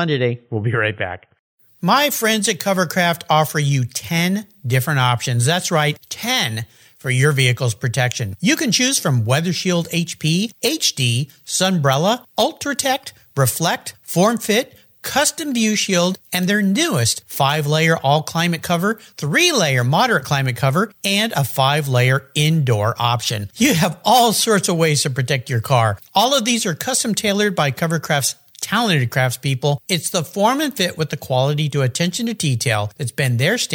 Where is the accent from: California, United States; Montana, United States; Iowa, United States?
California, United States; San Diego; Today I'm in my hometown, San Diego, California, where it's always sunny